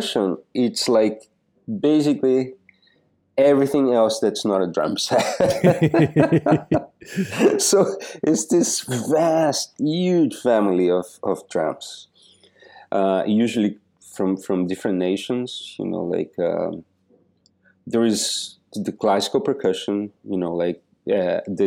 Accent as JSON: {"language": "English", "town": "Joaçaba", "region": "Santa Catarina", "country": "Brazil", "tie": "born or raised there", "moved": "yes", "lives_now": "United States", "said": "I was born in this little city in the south of Brazil called Joaçaba"}